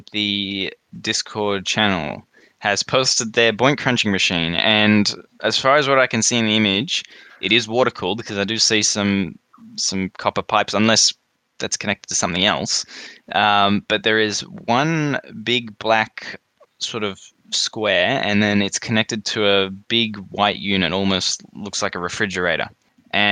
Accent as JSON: {"language": "English", "country": "Australia", "said": "in Australia, we say yeah, nah"}